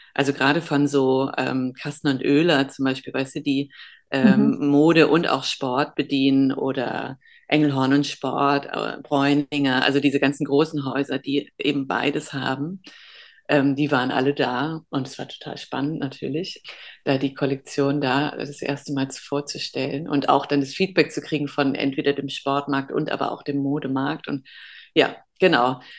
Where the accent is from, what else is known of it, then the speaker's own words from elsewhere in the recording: Germany; ich bin halb Holländer, aber in Deutschland geboren